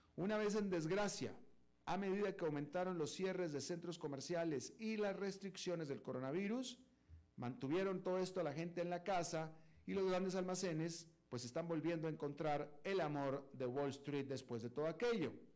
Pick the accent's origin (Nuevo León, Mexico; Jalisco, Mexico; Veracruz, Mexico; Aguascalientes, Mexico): Nuevo León, Mexico; Monterrey; moved away; yo me quedé en Monterrey porque yo soy de Monterrey y yo estaba visitando a la familia